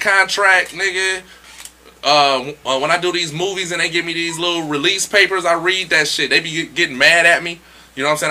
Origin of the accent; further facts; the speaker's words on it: Detroit, Michigan, United States; I'm from Detroit and I love Detroit. I love Detroit.